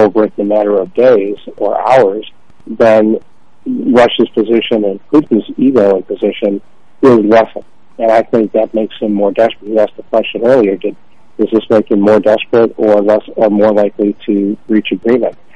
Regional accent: Toronto, Ontario, Canada; I was born in Toronto

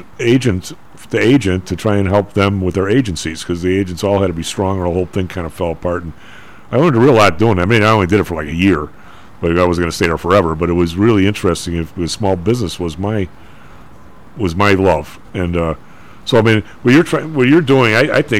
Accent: Chicago, Illinois, United States; I'm from the South Side

